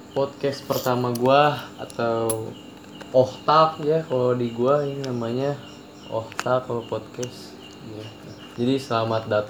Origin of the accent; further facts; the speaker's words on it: Maluku, Indonesia; born there; gue kebetulan lahir di Maluku